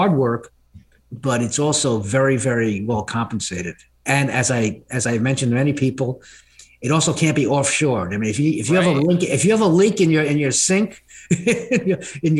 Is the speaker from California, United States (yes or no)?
no; New York City, New York, United States; I grew up in New York City